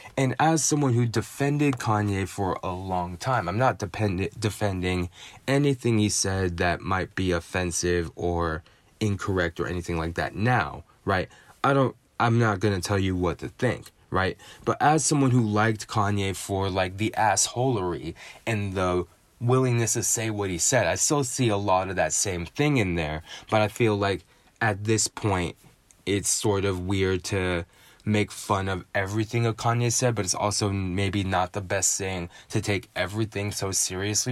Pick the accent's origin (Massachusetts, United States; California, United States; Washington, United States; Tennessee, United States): California, United States; San Francisco; my hometown San Francisco